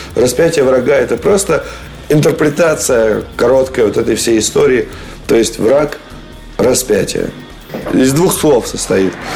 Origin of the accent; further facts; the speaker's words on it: Moscow, Russia; я как бы москвич